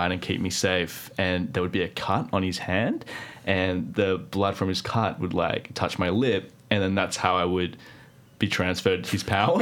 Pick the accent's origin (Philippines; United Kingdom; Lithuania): Philippines; moved away; I'm Filipino